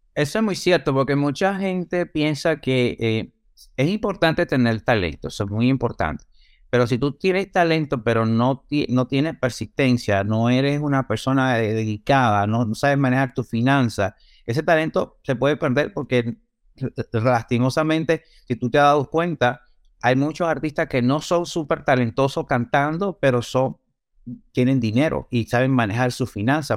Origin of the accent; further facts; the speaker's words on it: Santiago de los Caballeros, Santiago, Dominican Republic; now in United States; yo soy natural de la República Dominicana, nací en Santiago.